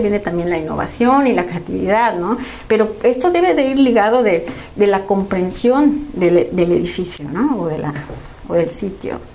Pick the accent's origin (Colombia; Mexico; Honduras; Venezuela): Mexico; ya todos somos mexicanos